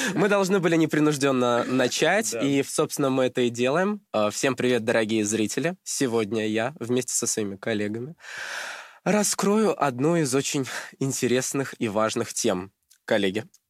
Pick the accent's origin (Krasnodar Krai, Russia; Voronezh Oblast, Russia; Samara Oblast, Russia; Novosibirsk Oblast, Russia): Krasnodar Krai, Russia; moved away as an adult; now in Moscow, Russia; я из Краснодарского края